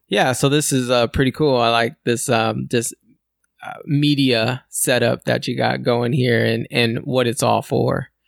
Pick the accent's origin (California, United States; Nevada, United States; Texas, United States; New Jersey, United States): California, United States; I'm a born and raised in California